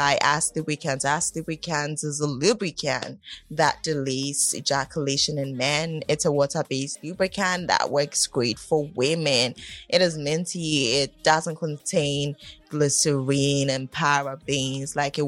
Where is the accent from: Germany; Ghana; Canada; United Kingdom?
Ghana; We're from Ghana